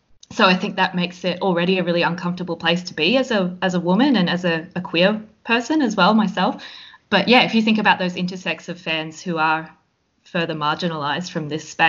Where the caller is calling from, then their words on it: Victoria, Australia; I'm calling in from Wathawurrung land in the Kulin Nation